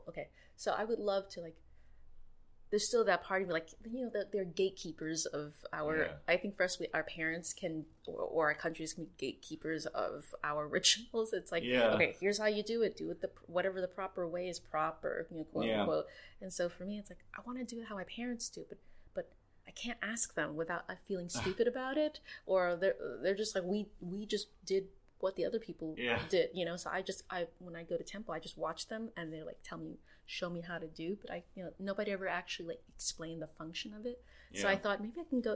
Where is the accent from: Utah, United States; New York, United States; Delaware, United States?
New York, United States; also born or lived in Thailand / Cambodia (ancestry); I'm 1.5, meaning that I came of age here, but was born elsewhere